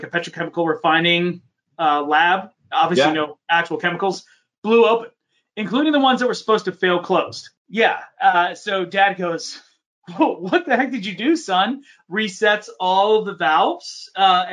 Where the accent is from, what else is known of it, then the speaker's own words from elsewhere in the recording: Horsham, Pennsylvania, United States; I grew up just in the burbs of Philadelphia, just north of the city, in a place called Montgomery County. Horsham